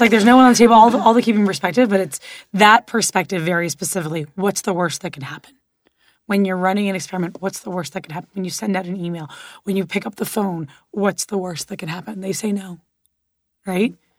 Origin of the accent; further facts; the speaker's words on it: Miami, Florida, United States; moved away; also born or lived in Los Angeles; I grew up in Miami and then lived in L